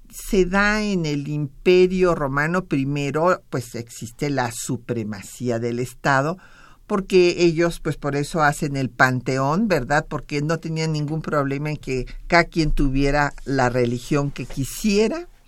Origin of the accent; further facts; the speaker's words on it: Sinaloa, Mexico; tenemos el gran gusto de que nos acompañe un paisano, yo me siento sinaloense, así es que un paisano sinaloense